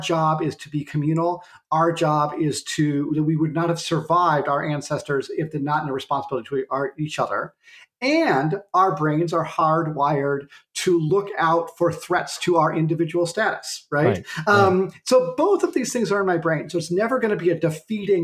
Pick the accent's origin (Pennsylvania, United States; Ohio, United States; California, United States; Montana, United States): Montana, United States; Clancy; I grew up outside Clancy, Montana, in a gulch called Lump Gulch.